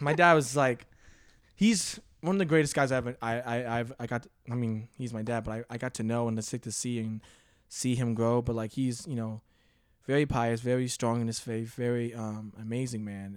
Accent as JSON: {"language": "English", "town": "Cheverly", "region": "Maryland", "country": "United States", "tie": "born or raised there", "moved": "as an adult", "said": "I grew up in, uh, Maryland"}